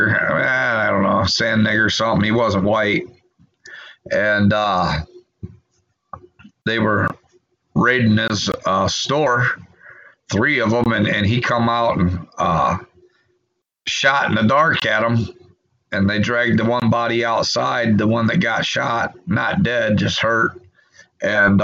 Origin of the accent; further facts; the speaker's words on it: Illinois, United States; moved away as an adult; I grew up in Illinois where you didn't have to wear a helmet.